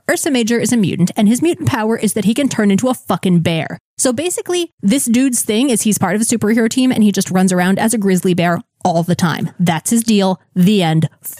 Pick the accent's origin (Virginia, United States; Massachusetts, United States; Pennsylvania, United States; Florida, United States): Florida, United States; South; growing up in South Florida